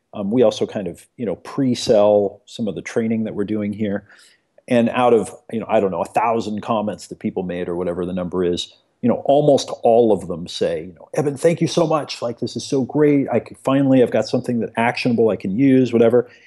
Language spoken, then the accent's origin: English; Eugene, Oregon, United States; I grew up in America here in the backwoods of a little place called Eugene, Oregon